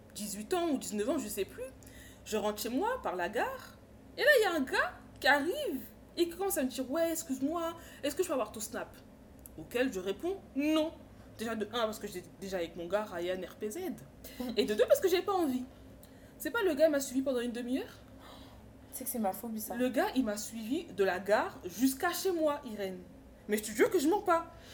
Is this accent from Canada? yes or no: no; Paris suburbs, Île-de-France, France; moi je viens de Paris, exactement dans de banlieue parisienne